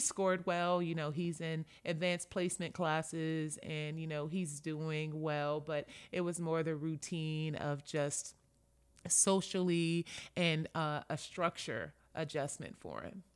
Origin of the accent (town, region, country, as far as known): Los Angeles, California, United States; born or raised there; moved away as an adult